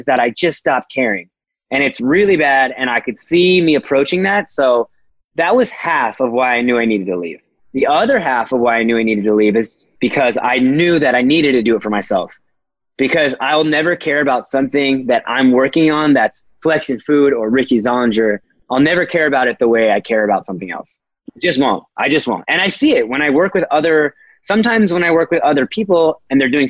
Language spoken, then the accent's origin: English; Fullerton, California, United States; Fullerton, California, my hometown. I am very prideful of I was ASB president at Fullerton High School